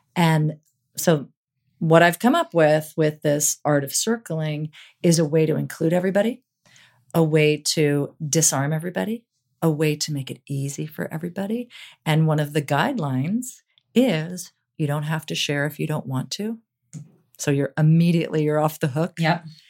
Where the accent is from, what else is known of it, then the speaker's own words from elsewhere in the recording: New York, United States; moved away as an adult; now in Los Angeles, United States; I was from New York